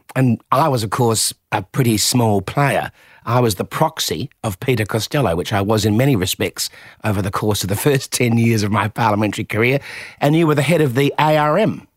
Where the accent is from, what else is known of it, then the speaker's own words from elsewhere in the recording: Adelaide, South Australia, Australia; I was from Adelaide